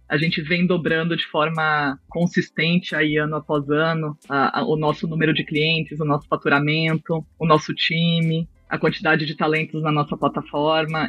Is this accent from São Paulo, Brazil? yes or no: yes; São Paulo, Brazil; na infância, eu morava em prédio. É, eu sou de São Paulo e eu morava num prédio na zona sul de São Paulo